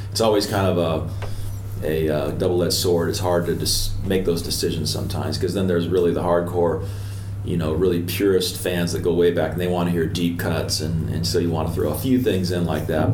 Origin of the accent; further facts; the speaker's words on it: Portland, Oregon, United States; moved away as an adult; also born or lived in Los Angeles; I grew up in Portland, Oregon.